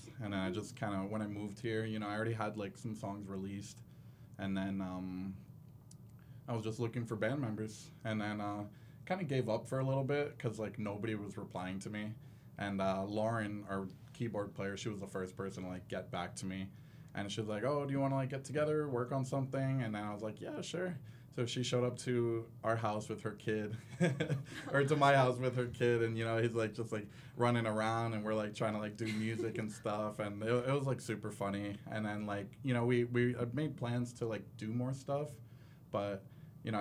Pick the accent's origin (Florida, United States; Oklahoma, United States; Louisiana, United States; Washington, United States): Florida, United States; moved away as an adult; now in Salt Lake City, United States; I'm from Florida